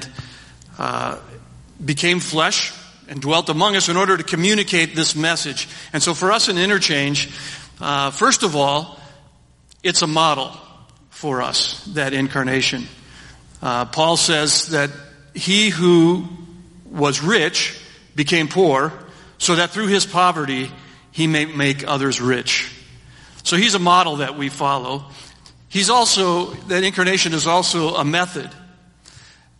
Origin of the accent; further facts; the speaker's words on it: Minnesota, United States; also born or lived in Philippines; I grew up in the church here